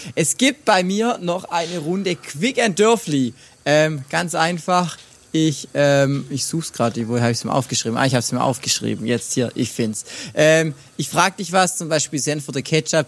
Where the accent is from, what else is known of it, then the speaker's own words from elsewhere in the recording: near Brackenheim, Baden-Württemberg, Germany; in meinem Heimat ähm, Kaff, beziehungsweise ein Kaff weiter in Brackenheim